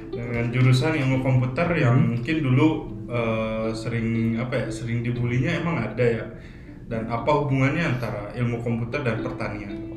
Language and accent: Indonesian; Sumedang, West Java, Indonesia; moved away as an adult; also born or lived in Bandung / Bogor; now in Jakarta, Indonesia; lahir di Bandung hmm. cuman besar di Sumedang